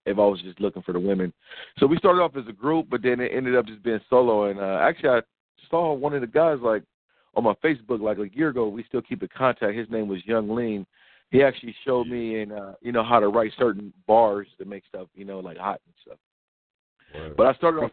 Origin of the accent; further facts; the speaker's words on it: Rialto, California, United States; moved away; also born or lived in Long Beach, California / Arizona; I was born in Long Beach, California. You know, I migrated over to, like, the Inland Empire, which is Rialto, like, around 93, third grade